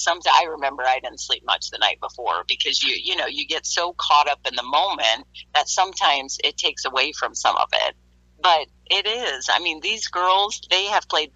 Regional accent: Iowa, United States; I grew up in Iowa

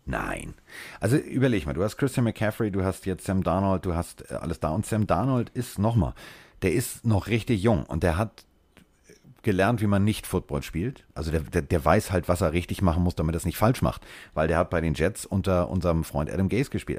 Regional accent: Hamburg, Germany; ich komme aus Hamburg

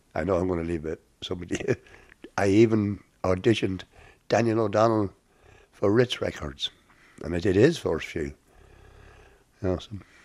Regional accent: Drogheda, Leinster, Ireland; moved away as an adult; now in Dublin, Ireland; I was born in Drana, 29 November 1946, in a Lady Lord's Hospital

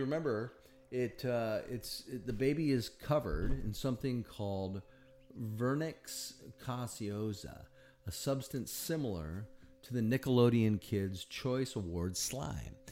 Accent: Sioux Falls, South Dakota, United States; now in Indiana, United States; I grew up in Sioux Falls, South Dakota

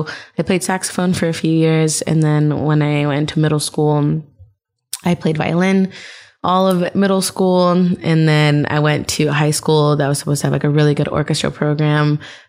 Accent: Whittier, California, United States; I was born in Whittier, which is like the last city of East LA. And then we ended up just moving around a ton.

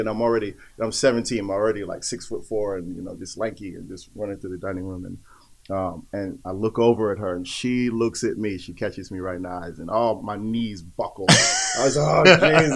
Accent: New York City, New York, United States; I grew up in Greenwich Village, New York, and in Manhattan

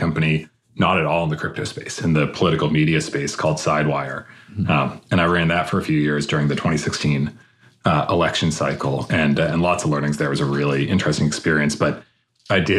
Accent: outside of Boston, Massachusetts, United States; moved away as an adult; also born or lived in Palo Alto, California; I grew up outside of Boston, Massachusetts.

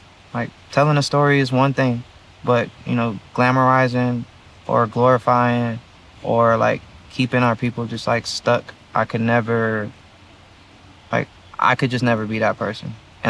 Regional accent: Atlanta, Georgia, United States; also born or lived in Baltimore; I come from Atlanta. I come from Baltimore.

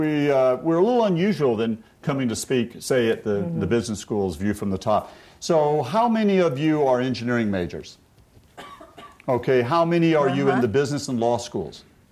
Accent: Atlanta, Georgia, United States; born there; I was born in Atlanta.

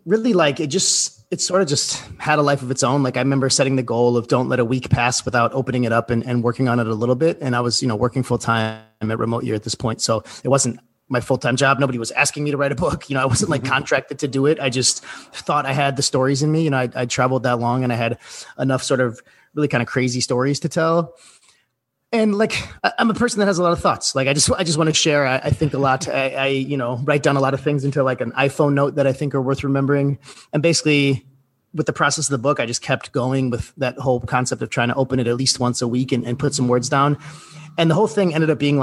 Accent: Milwaukee, Wisconsin, United States; moved away as an adult; also born or lived in Fox Point; I grew up in Milwaukee on the North Shore there.

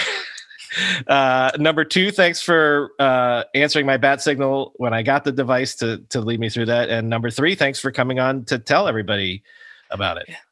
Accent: Fort Myers, Florida, United States; moved away; I grew up in Fort Myers.

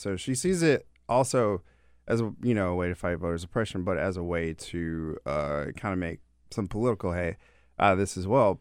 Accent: Georgia, United States; now in Washington, D.C., United States; as a Georgia boy

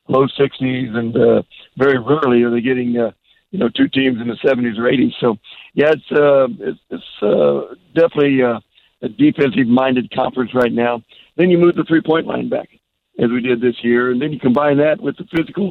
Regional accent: Kansas, United States; also born or lived in Las Vegas, Nevada; now in Oklahoma, United States; the people we grew up with in Kansas

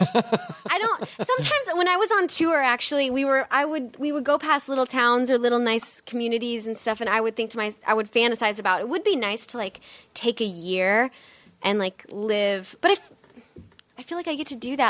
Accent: North Bend, Nebraska, United States; moved away as an adult; also born or lived in Wayne, Nebraska / New York City; I grew up in Nebraska.

